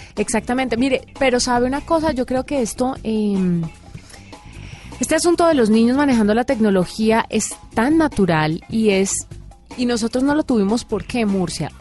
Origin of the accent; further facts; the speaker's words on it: Valle del Cauca, Colombia; moved away; yo que soy del Valle del Cauca